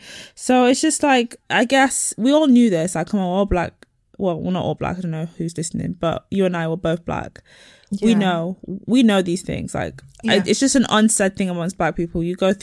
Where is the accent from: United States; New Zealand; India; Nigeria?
Nigeria; What about me? I'm Nigerian. What about us?